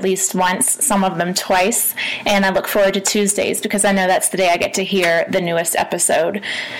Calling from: Denver, Colorado, United States; I'm calling from Denver, Colorado.

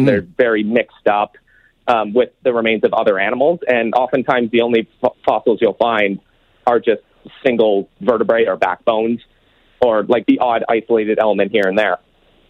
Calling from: East End, Saskatchewan, Canada; So I'm from East End, Saskatchewan here. I'm calling from East End.

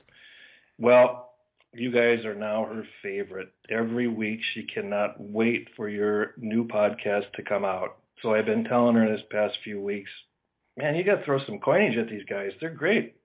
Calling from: Germany; I'm calling in from West Central Germany

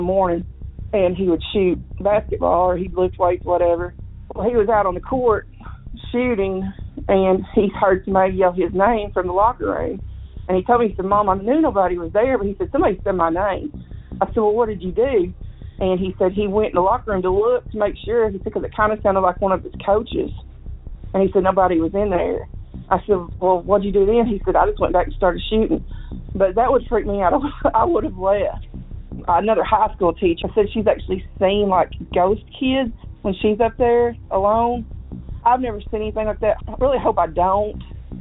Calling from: Missouri, United States; I'm calling from Missouri

